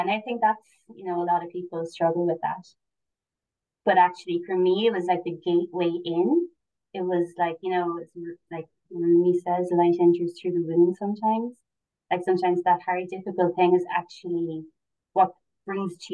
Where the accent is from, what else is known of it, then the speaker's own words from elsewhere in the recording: Cork, Munster, Ireland; So I'm from Cork originally and now I'm living in East Cork.